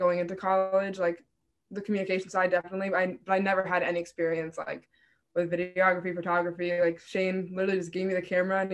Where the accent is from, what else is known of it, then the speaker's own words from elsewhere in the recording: Rhode Island, United States; URI is my state school. So I'm from Rhode Island.